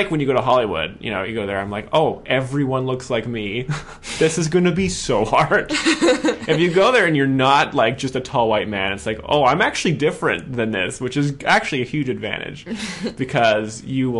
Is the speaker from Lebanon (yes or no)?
no; Canada; I'm Canadian.